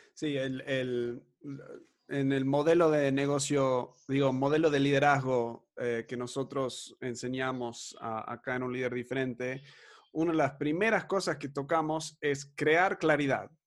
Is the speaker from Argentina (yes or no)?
yes; Argentina; nos criamos en Argentina